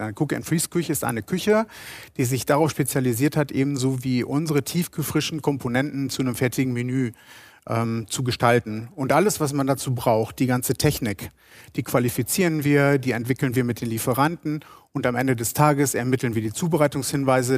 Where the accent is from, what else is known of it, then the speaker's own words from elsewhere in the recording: Rheine, North Rhine-Westphalia, Germany; Rheine ist die patente Stadt im Münsterland und meine Heimatstadt.